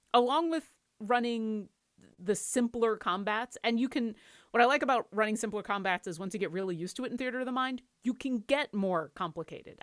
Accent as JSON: {"language": "English", "town": "Seattle", "region": "Washington", "country": "United States", "said": "I'm from Seattle."}